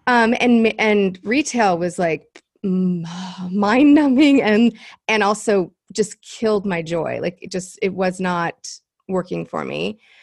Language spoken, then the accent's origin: English; Los Angeles, California, United States; I am from Los Angeles, um, third generation, actually. I'm this rare bird here 'cause, like, nobody's from L